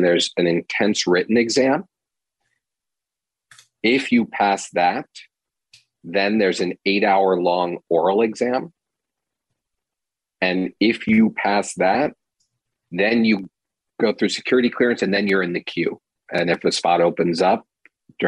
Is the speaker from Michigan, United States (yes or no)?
no; Arizona, United States; moved away as an adult; growing up in Arizona in sort of the 80s, 90s